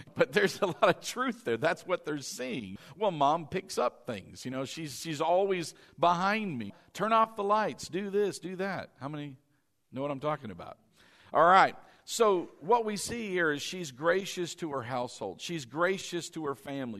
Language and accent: English; East Coast, United States; moved away; I was from the East Coast